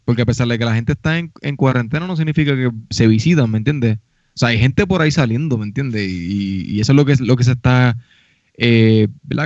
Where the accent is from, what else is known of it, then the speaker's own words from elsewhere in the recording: Puerto Rico; moved away; nosotros como puertorriqueños